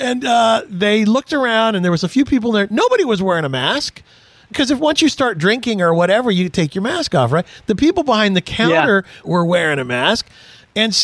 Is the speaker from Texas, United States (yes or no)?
yes; Houston, Texas, United States; I was born in Houston